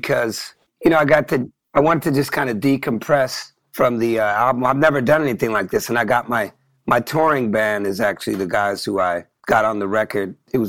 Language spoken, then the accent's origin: English; Oakland, California, United States; From about the age 12 on, I grew up in Oakland.